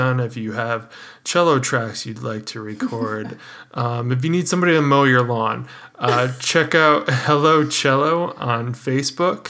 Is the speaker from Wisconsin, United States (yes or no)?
yes; Wisconsin, United States; I'm from Wisconsin too. Although I lived about a block away from Illinois.